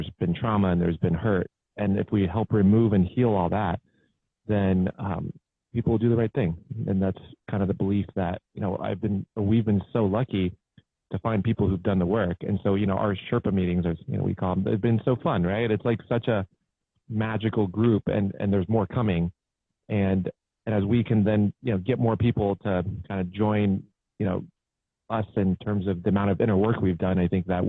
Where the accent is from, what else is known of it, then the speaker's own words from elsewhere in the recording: Cincinnati, Ohio, United States; moved away; I went to Sycamore